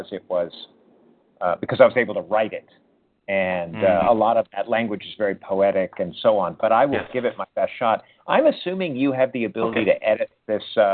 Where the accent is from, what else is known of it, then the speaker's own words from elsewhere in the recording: United States; my experience of growing up in American culture and growing up within the culture of manhood here